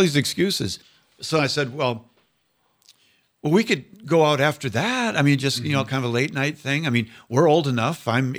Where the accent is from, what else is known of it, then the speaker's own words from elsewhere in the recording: Minnesota, United States; moved away as an adult; also born or lived in Iowa / Steubenville, Ohio; So I was born in Iowa, raised in Minnesota, and I was pretty much an average Catholic growing up in America